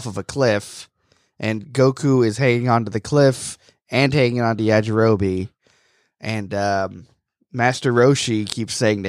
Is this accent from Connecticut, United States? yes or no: no; Florida, United States; I grew up in Florida.